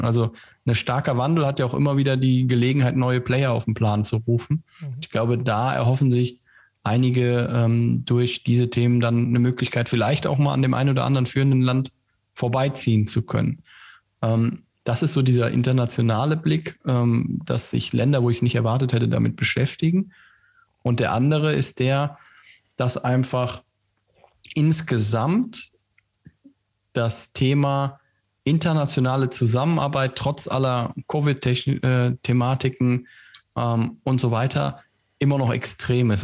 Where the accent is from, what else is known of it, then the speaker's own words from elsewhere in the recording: Germany; bei uns in Deutschland